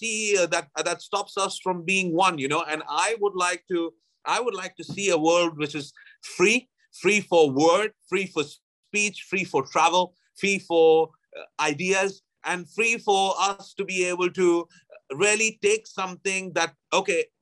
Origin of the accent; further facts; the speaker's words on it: Allahabad, Uttar Pradesh, India; moved away as an adult; now in Thailand; my hometown of Allahabad